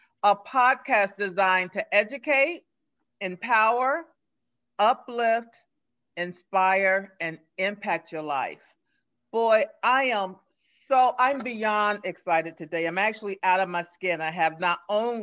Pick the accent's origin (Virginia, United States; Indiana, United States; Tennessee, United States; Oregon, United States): Indiana, United States; Gary; I was right up the street at Gary.